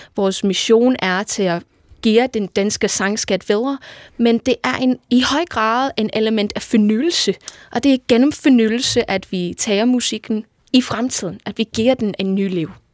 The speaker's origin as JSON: {"language": "Danish", "town": "Liverpool", "region": "North West England", "country": "United Kingdom", "moved": "yes", "said": "Jeg kommer fra Liverpool i England oprindeligt"}